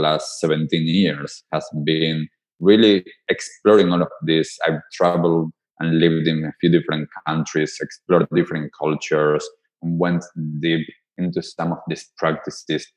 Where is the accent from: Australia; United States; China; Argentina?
Argentina; So I am from Argentina. So for some of you that might not get it from my accent, I grew up in Argentina